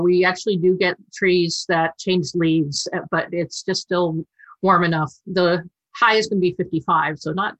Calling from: Palo Alto, California, United States; I'm in Palo Alto, still locked in my condo.

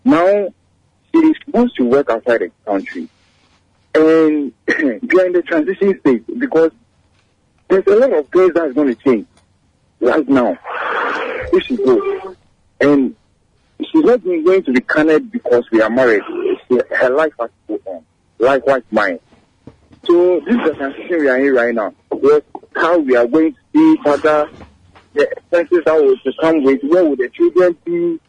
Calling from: Madina, Greater Accra, Ghana

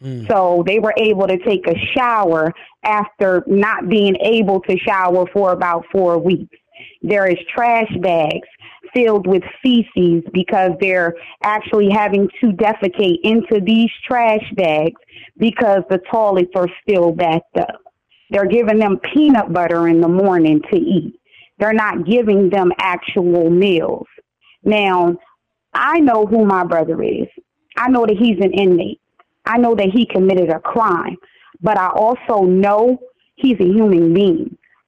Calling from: Wilmington, Delaware, United States; I'm calling from Wilmington, Delaware.

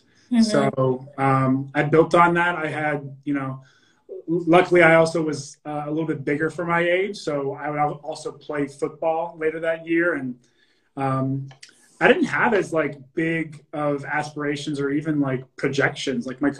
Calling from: San Diego, California, United States; San Diego, yeah.

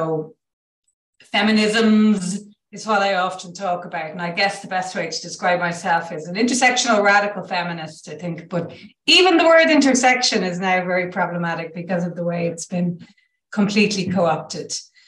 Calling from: Ireland

